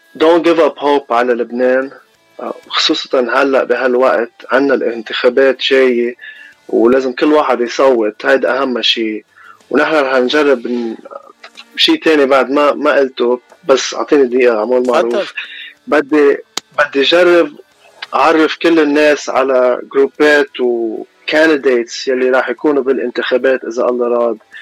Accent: Los Angeles, California, United States; also born or lived in Mount Lebanon, Lebanon; أنا من لوس أنجلوس كاليفورنيا إلي إلي 26 سنة عايش هوني وعشت شوي بلبنان بالجبل

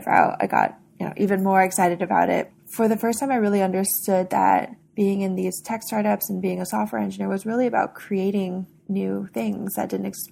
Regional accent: the Bay Area, California, United States; I grew up in the Bay Area.

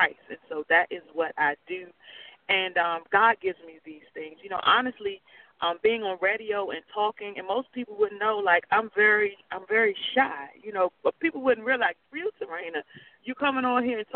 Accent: Washington, District of Columbia, United States; I'm from the Washington, D.C. area

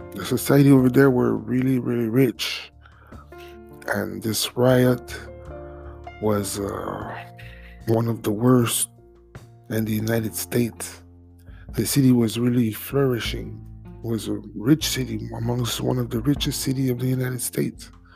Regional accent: Montreal, Quebec, Canada; first language French; English is a second language; also born or lived in Haiti (ancestry); I'm Canadian from Haitian descent

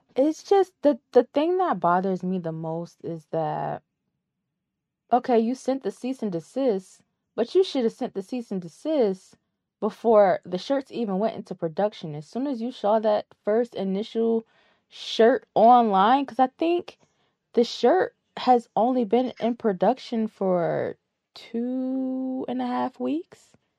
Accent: Connecticut, United States; We're both, we're both from Connecticut

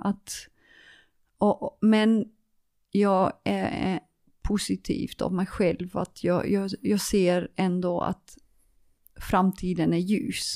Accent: Leeuwarden, Friesland, Netherlands; Swedish is a second language; also born or lived in Nyköping / Helsingborg; now in Sweden; Leeuwarden, uh, det är där jag är född. Um, det är, um, det uh, det är min hemmastad

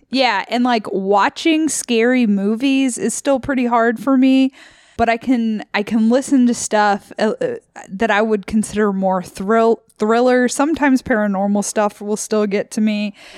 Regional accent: Memphis, Tennessee, United States; moved away as an adult; from Memphis, and I moved out here for grad school

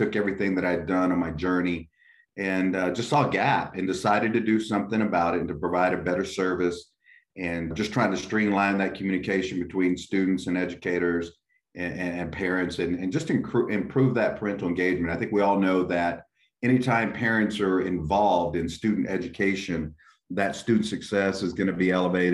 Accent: West Texas, United States; also born or lived in McAllen, Texas; I was born and raised in West Texas.

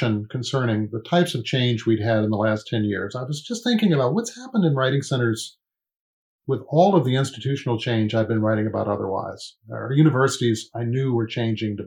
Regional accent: Richmond, Virginia, United States; also born or lived in Indiana; Richmond's my hometown

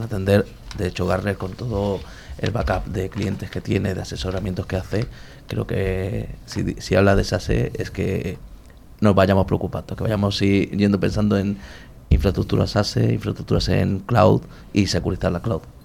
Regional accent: Madrid, Community of Madrid, Spain; De Madrid, soy, soy nacional puro.

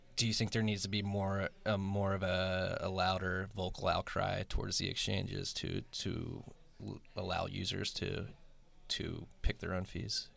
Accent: Philadelphia, Pennsylvania, United States; I'm from Philly

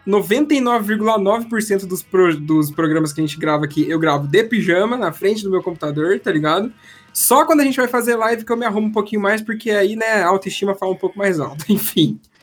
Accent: Espírito Santo do Pinhal, São Paulo, Brazil; now in Paraná, Brazil; Do lado tem uma cidade que chama Espírito Santo do Pinhal, sou dali

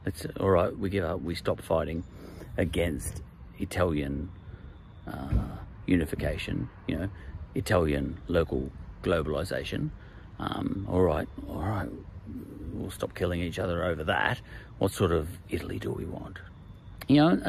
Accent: Australia; I'm an Australian.

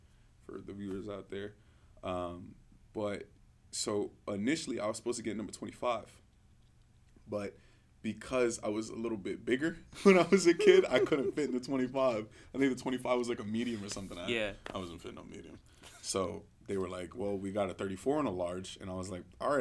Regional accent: New York City, New York, United States; born or raised there; moved away as an adult

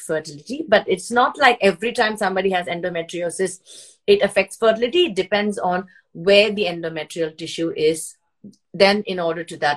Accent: India; moved away as an adult; now in Sydney, Australia; I was raised in India

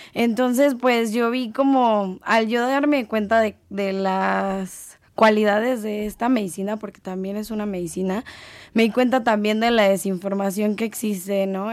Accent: Mexico; nosotros como mexicanos

